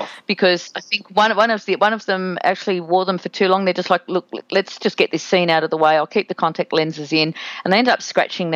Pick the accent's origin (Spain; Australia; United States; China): Australia; being Australian